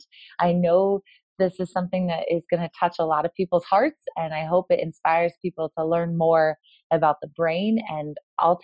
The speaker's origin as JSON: {"language": "English", "town": "Kirksville", "region": "Missouri", "country": "United States", "tie": "born or raised there", "said": "That's where I was born and raised"}